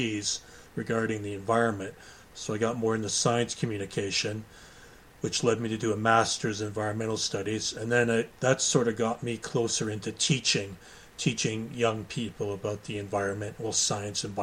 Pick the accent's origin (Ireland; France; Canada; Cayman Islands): Canada; Goderich, Ontario; moved away as an adult; also born or lived in United Kingdom; I was born in Goderich, Ontario, Canada.